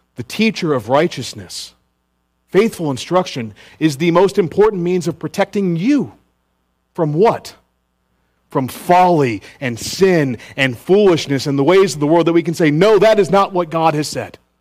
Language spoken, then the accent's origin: English; Richmond, Virginia, United States; now in Greenville, United States; my hometown of Richmond, Virginia